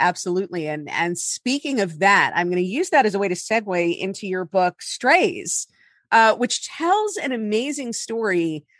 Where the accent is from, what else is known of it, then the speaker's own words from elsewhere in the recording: New York City, New York, United States; as a New Yorker